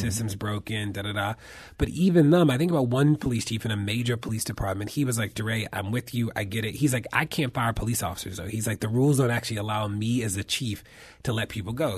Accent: Baltimore, Maryland, United States; my hometown of Baltimore

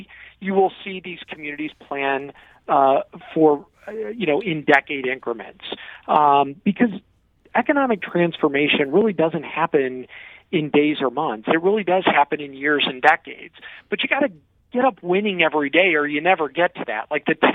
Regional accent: Granite City, Illinois, United States; I grew up in Granite City, Illinois, in the Metro East

